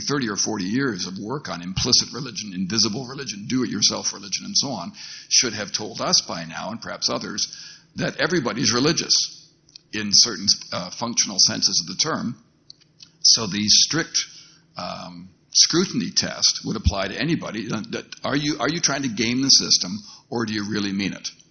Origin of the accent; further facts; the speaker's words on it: Canada; as a Canadian who works on these issues in a different context